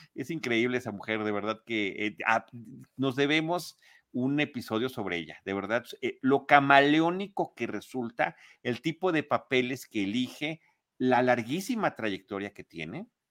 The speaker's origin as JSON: {"language": "Spanish", "region": "Mexico City", "country": "Mexico", "said": "yo como chilango"}